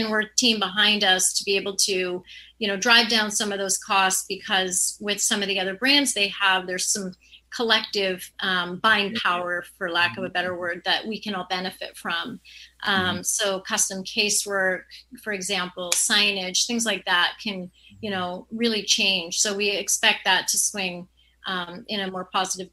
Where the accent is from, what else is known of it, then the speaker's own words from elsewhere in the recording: Canada; I'm Canadian